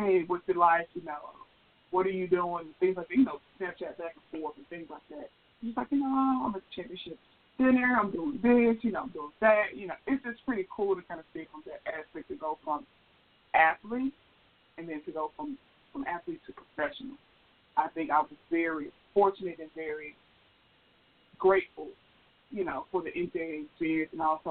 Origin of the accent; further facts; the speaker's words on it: Memphis, Tennessee, United States; I am from Memphis, Tennessee, born and raised in the South, went to school in the South